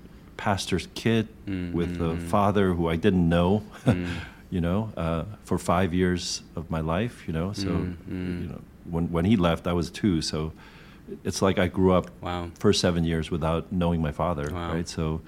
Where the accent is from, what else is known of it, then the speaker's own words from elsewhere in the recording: United States; But, you know, growing up in America, I just wanted to fit in.